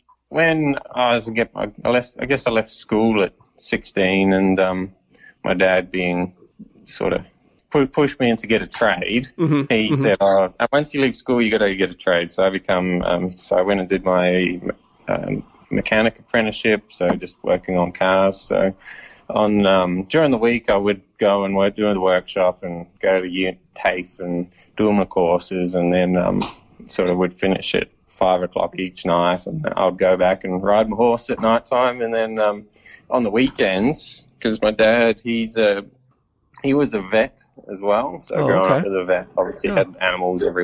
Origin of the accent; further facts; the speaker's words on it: New Zealand; now in Australia; I'm obviously from New Zealand originally, and we moved around quite a bit and lived in town